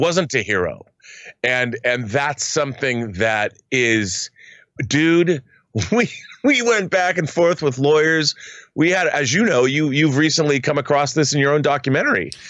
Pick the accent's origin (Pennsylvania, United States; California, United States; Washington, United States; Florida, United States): Washington, United States; in Washington State, in my home state